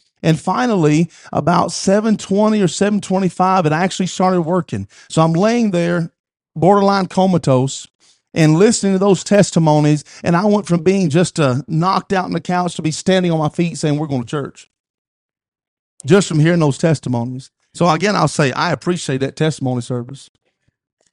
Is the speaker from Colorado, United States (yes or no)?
no; Nutbush, Tennessee, United States; moved away; I was from Nutbush originally